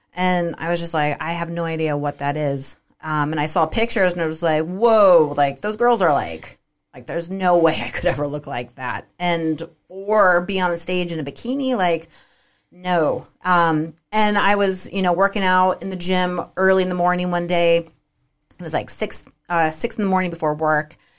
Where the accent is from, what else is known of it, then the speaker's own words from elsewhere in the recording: Half Moon Bay, California, United States; also born or lived in Santa Cruz, California; I'm from Half Moon Bay, and we both moved to Santa Cruz for college